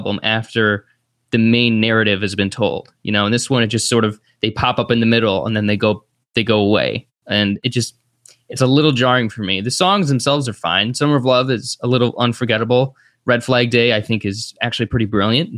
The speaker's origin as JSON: {"language": "English", "country": "United States", "said": "as an American"}